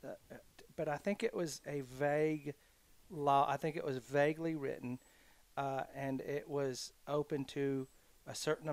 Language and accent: English; South Carolina, United States; now in Alabama, United States; I grew up in South Carolina